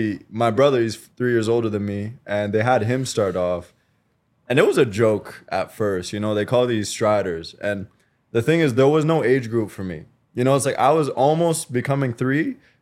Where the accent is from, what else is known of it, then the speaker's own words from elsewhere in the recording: British Columbia, Canada; also born or lived in Quebec, Canada; I'm a bit of a military brat.